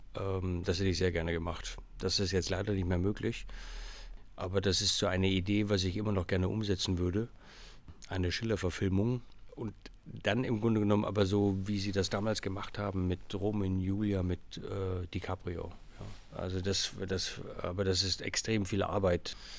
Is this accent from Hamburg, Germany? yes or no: yes; Hamburg, Germany; ich bin zum Teil in Hamburg groß geworden, als zwölfjähriger Stöpsel